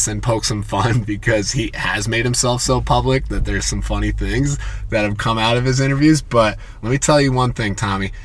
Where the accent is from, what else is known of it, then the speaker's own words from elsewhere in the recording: United States; as an American, like I grow up thinking that talking in the old English is snobbery